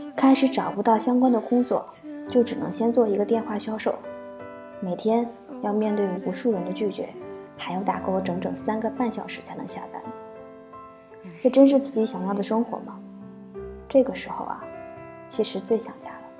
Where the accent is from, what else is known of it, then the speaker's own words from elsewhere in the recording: Northeast China, China; moved away as an adult; now in Beijing, China; 已经回到了我的老家，大东北